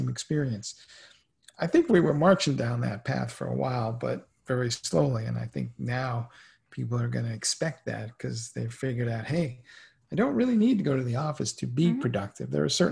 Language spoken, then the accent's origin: English; New York City, New York, United States; I grew up in the Bronx in the 70s and 80s